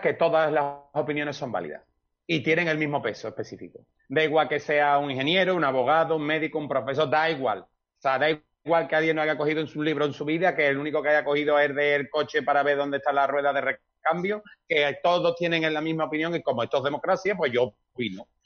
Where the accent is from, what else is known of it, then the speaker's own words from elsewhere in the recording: Seville, Andalusia, Spain; yo soy andaluz, sevillano